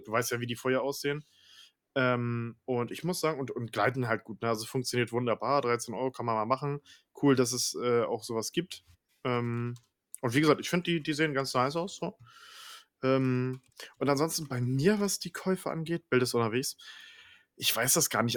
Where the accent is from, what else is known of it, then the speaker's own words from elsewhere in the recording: Northern Germany, Germany; ich komm ja aus dem, aus dem Norden, ne, vom, vom, vom, vom Meer sozusagen, Norden Deutschlands.